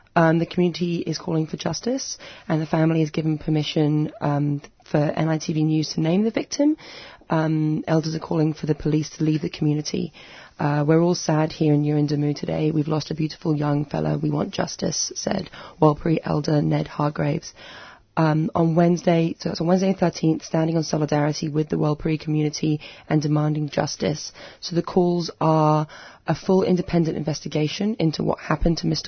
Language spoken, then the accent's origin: English; United Kingdom; now in Australia; Have I mentioned I'm British?